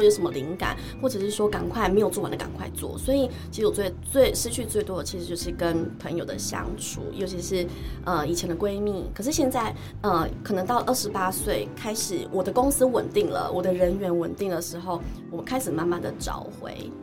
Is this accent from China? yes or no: no; Chiayi, Chiayi City, Taiwan; 我虽然是嘉义人，但是其实我常常北中南跑